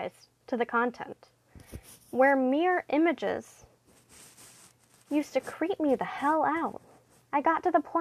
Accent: the South, United States; I'm from the South

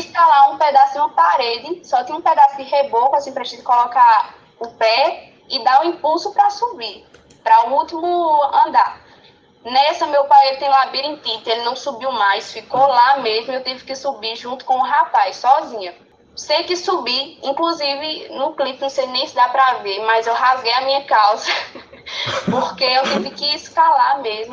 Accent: Vertentes, Pernambuco, Brazil; eu sou da primeira igreja batista aqui em Vertentes, é a cidade que eu cresci

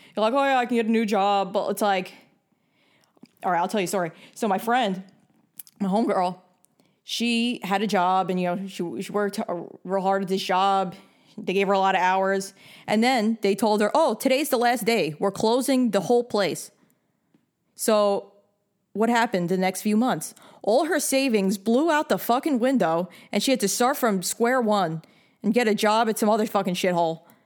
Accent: New York, United States; I'm from New York

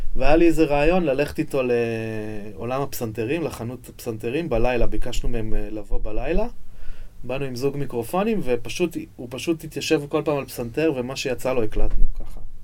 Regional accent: Jerusalem, Jerusalem District, Israel; אני נולדתי בירושלים, גדלתי בירושלים

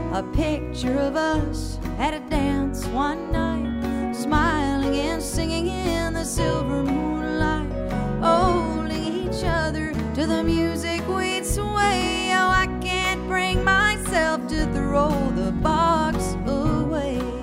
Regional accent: Minnesota, United States; now in Austin, United States; I'm originally from Minnesota

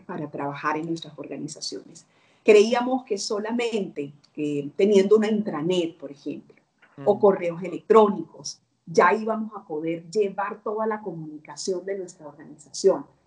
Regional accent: Barranquilla, Atlántico, Colombia; moved away as an adult; now in Peru; Yo vivo en Perú, pero eh, soy colombiana

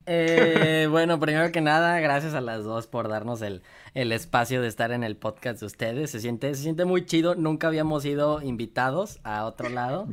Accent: Monterrey, Nuevo León, Mexico; moved away; Yo soy de Monterrey, pero ahorita no me encuentro ahí

